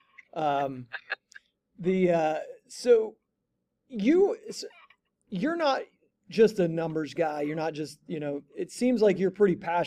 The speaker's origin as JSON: {"language": "English", "region": "Eastern Ohio", "country": "United States", "tie": "born or raised there", "moved": "yes", "lives_now": "Columbus, United States", "said": "I grew up in Eastern Ohio. I live in the Columbus area now"}